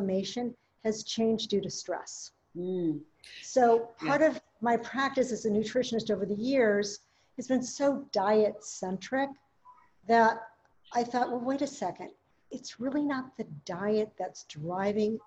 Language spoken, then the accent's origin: English; Minneapolis, Minnesota, United States; I grew up in Minneapolis